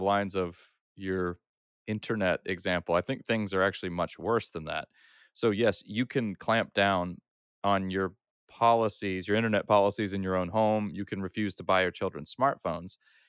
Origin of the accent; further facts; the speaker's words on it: Austria; So I grew up, I'm a third culture kid. I grew up in Europe, in Austria, and I've attended both public and Christian schools. I started off at an Austrian school, where I learned to read and write in German.